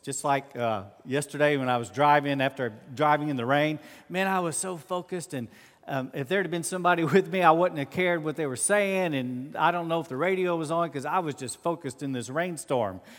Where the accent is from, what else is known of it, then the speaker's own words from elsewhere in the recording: United States; I'm always an American